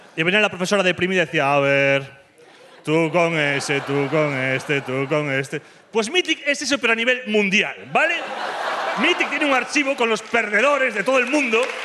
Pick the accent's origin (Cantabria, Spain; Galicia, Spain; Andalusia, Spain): Galicia, Spain; now in Madrid, Spain; Soy gallego